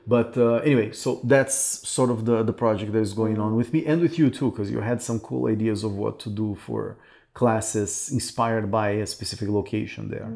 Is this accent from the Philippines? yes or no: no; Brazil; moved away as an adult; also born or lived in Canada; a city that I left because I thought there were no opportunities here